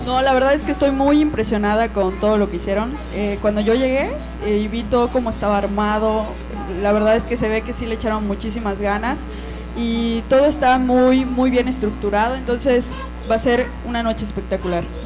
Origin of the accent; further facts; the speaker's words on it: Cozumel, Quintana Roo, Mexico; also born or lived in Mérida, Yucatán; yo nací en Mérida, Yucatán, pero a los tres meses de nacida, pues ya me vine para vivir a Cozumel. Entonces soy orgullosamente cozumeleña.